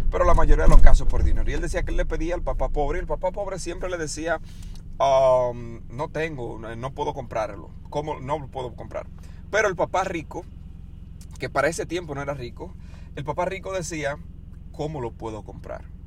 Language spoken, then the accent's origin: Spanish; Dominican Republic; moved away as an adult; República Dominicana, donde yo soy, soy de República Dominicana, llegué a este país a los 18 años